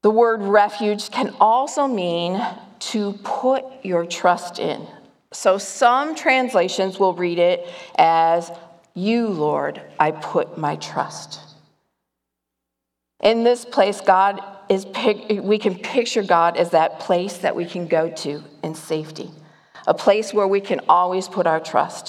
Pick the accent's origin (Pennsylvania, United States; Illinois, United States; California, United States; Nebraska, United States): Illinois, United States; Chicago; moved away as an adult; now in Nevada, United States; When I first moved to Nevada, I moved from Chicago